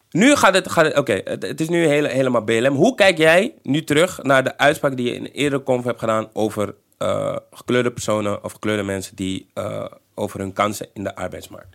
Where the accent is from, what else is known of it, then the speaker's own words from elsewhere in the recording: Netherlands; Ik ben geboren in Nederland